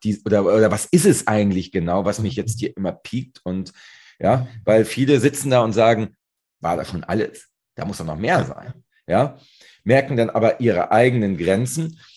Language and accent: German; Northern Germany, Germany; ich komme ja aus Norddeutschland, direkt hier an der schönen Ostsee